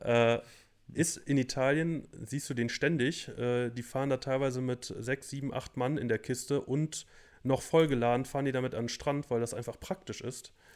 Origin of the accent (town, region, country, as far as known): Germany